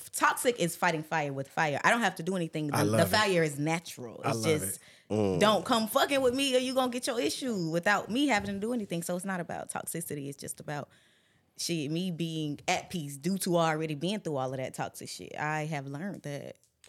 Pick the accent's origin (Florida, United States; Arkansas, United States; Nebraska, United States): Florida, United States; Palatka; No, I'm not from Jacksonville. I'm from Palatka, Florida.